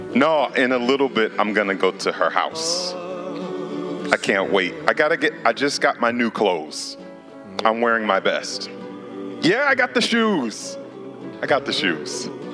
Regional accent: St. Louis, Missouri, United States; now in Oklahoma, United States; I know I'm in Oklahoma, but I'm from Missouri, St. Louis.

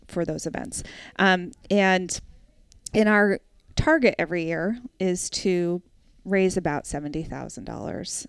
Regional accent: New Hampshire, United States; also born or lived in Brooklyn; I grew up in New Hampshire

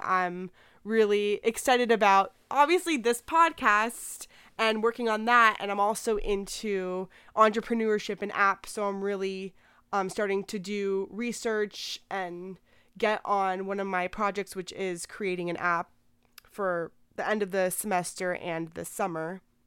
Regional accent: Miami, Florida, United States; I'm from Miami, and I'm twenty-one

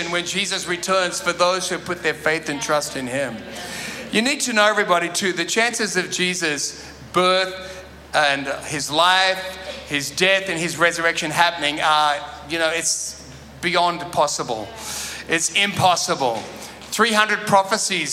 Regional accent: Sydney, New South Wales, Australia; I grew up in Sydney

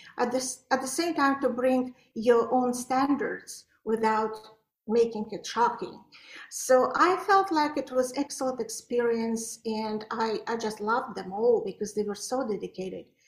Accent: Baku, Azerbaijan; also born or lived in Belarus / Poland / Topeka, Kansas; now in United States; I was born in Baku, that is Azerbaijan, by Caspian Sea, the most gorgeous place. But I was studying in Belarus

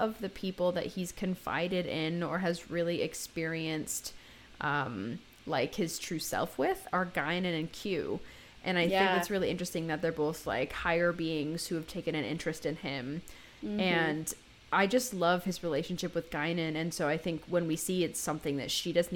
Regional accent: United States; we're American

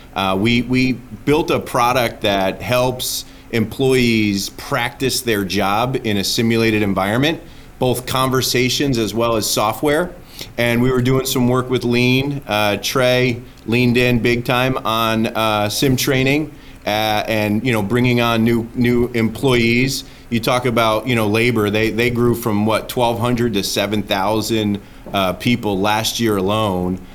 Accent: New Jersey, United States; now in Atlanta, United States; I was about to say North Jersey

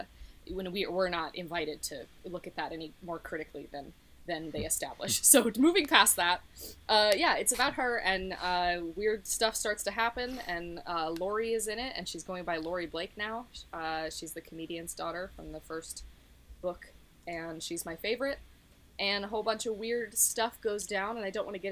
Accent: Connecticut, United States; growing up in Connecticut and being white

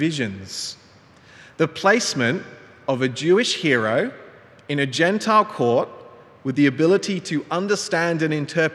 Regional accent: Cronulla, New South Wales, Australia; my hometown Cronulla

